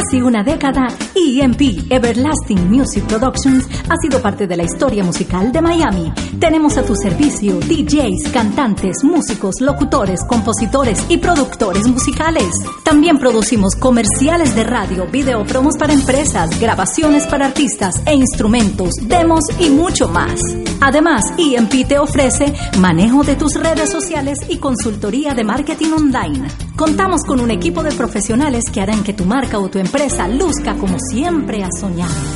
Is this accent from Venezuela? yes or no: no; Colombia; mi país, Colombia